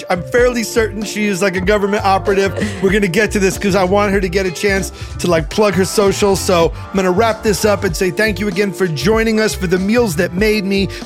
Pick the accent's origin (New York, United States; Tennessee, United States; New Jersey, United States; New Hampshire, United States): New York, United States; Brooklyn; I'm from Brooklyn.